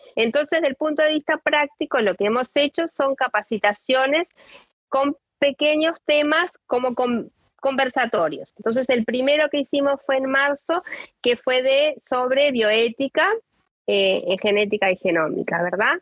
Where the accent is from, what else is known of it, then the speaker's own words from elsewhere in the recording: Uruguay; soy de Uruguay